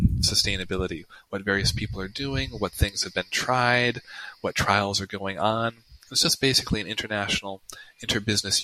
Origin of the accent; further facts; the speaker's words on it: United States; first language English; I'm American